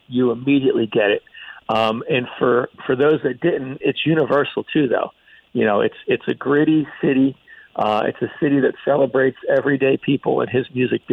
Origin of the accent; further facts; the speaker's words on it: Philadelphia, Pennsylvania, United States; moved away as an adult; now in Cleveland, United States; I grew up in Philadelphia in the East Coast